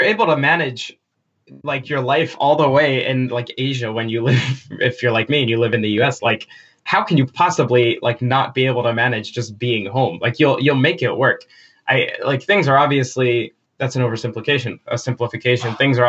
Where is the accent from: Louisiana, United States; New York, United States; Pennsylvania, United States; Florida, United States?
New York, United States; Long Island; moved away as an adult; I grew up on Long Island with like family, friends everywhere